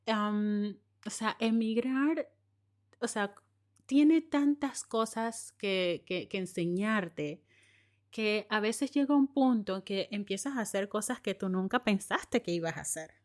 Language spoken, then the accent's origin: Spanish; Panama; moved away